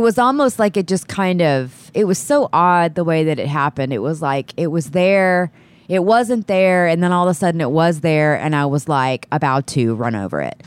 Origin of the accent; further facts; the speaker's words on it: Texas City, Texas, United States; also born or lived in Austin, Texas; I'm from, live there now, but I'm from Texas City, uh, Texas